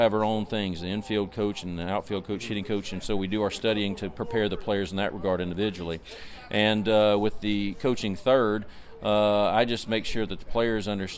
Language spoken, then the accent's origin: English; the South, United States; I'm from the South